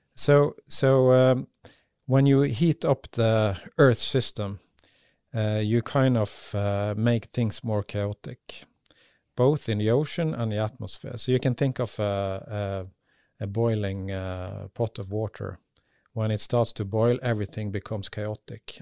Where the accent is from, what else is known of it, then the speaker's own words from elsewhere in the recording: Bergen, Vestland, Norway; moved away as an adult; now in Svalbard, Norway; Bergen, my hometown